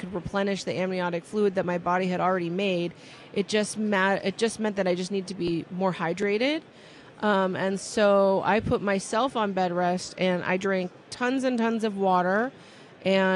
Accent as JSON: {"language": "English", "region": "California", "country": "United States", "tie": "born or raised there", "said": "I've born and raised in California"}